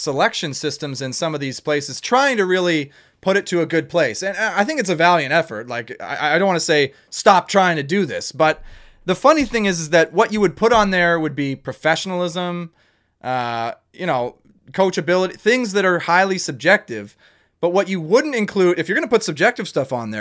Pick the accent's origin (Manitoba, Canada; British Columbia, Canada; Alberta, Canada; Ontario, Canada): Ontario, Canada; Toronto; I'm from Toronto. I'm just from Toronto.